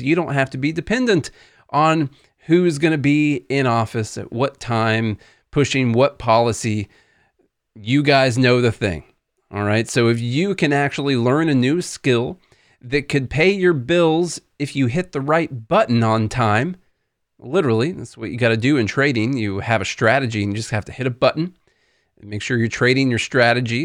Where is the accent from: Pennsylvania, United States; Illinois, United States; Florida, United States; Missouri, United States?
Illinois, United States; Southern; now in Nashville, United States; couple of yahoos from Southern Illinois down here